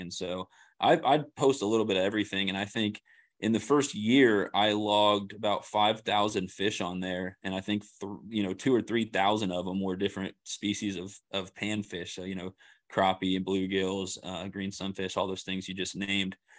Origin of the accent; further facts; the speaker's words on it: Kansas City, Missouri, United States; moved away as an adult; now in Springfield, United States; I'm from the Kansas City area